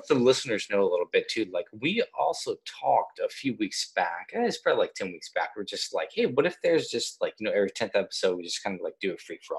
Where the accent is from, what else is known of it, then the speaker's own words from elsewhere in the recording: Kansas, United States; Because I grew up in Kansas